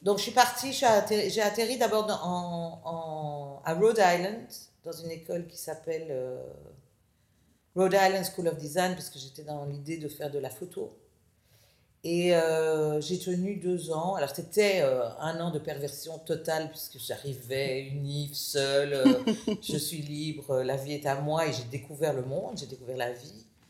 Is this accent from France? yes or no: no; Brussels, Brussels-Capital Region, Belgium; moved away as an adult; also born or lived in United States / Israel; Je suis née à Bruxelles, famille de quatre filles